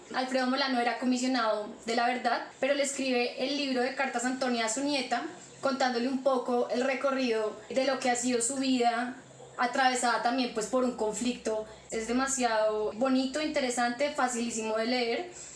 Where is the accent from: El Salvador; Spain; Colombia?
Colombia; como colombiana